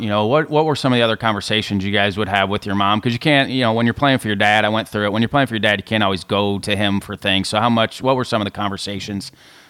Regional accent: Evansville, Indiana, United States; moved away as an adult; also born or lived in Harrisonburg, Virginia / Iowa; growing up in Evansville

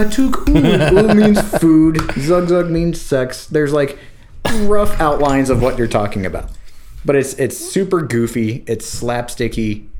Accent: Florida, United States; moved away; Because I'm from Florida

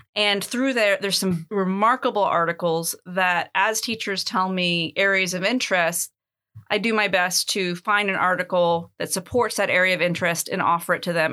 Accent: United States; moved away as an adult; now in Athens, Greece; I was born in the United States

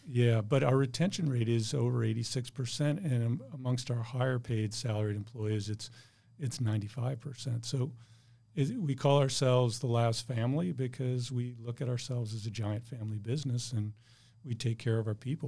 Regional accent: Bloomfield, Connecticut, United States; moved away as an adult; now in San Diego, United States; I grew up in a small town called Bloomfield, Connecticut

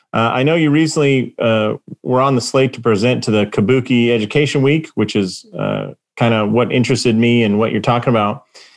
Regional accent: Southern California, United States; now in Las Vegas, United States; I'm originally from Southern California. Now I live in Las Vegas

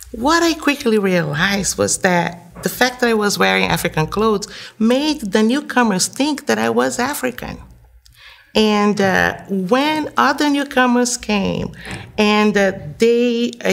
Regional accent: Brazil; moved away as an adult; also born or lived in Guinea; now in United States; I'm Brazilian, and I was born and raised in Brazil, and I've been living here in the United States for 13 years now

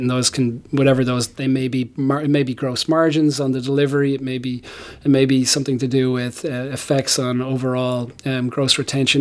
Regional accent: Ireland; moved away as an adult; now in United States; I grew up in Ireland

